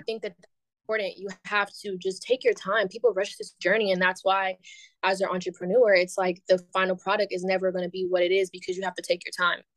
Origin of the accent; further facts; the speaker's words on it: Bay Area, California, United States; moved away as an adult; now in Atlanta, United States; born and raised in the Bay Area. I now live in Atlanta